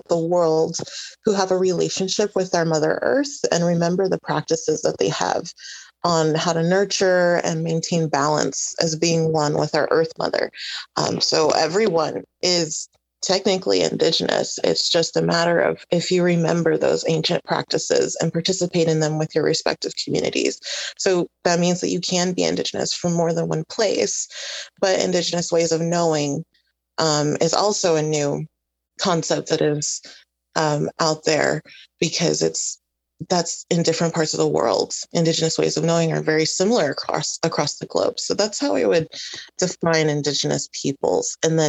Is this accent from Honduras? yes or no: yes; Honduras; And I mean, I'm indigenous from Honduras.